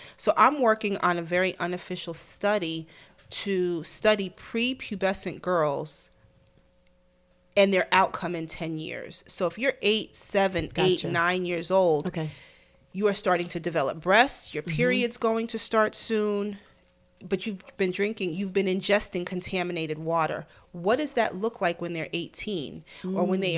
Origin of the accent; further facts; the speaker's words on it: New York City, New York, United States; So I guess because I'm a New Yorker, it took a minute.